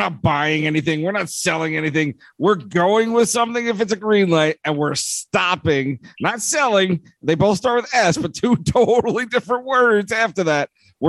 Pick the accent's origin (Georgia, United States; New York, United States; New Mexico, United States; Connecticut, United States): New York, United States; Long Island; I grew up in Long Island.